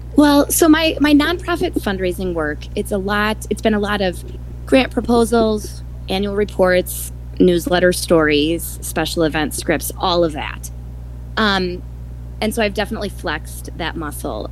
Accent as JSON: {"language": "English", "town": "Milwaukee", "region": "Wisconsin", "country": "United States", "tie": "born or raised there", "lives_now": "Madison, United States", "said": "I was born and raised in Milwaukee, Wisconsin"}